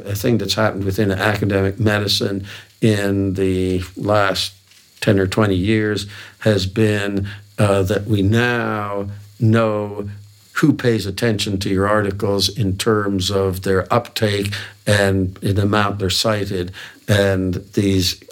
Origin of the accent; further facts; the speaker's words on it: Hamilton, Ontario, Canada; McMaster University in my hometown of Hamilton